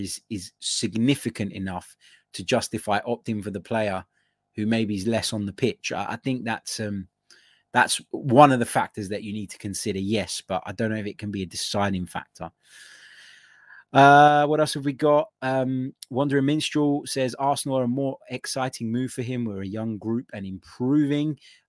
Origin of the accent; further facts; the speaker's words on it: Serbia; English is a second language; I'm from Serbia, and believe me, I know what I'm talking about.